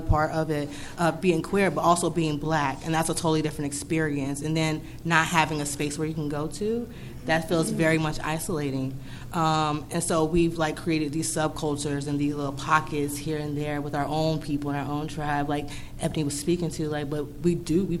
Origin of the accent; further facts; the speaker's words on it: Wilmington, North Carolina, United States; also born or lived in Raleigh; I'm a Wilmingtonian. I'm from Wilmington. I'm born and raised here.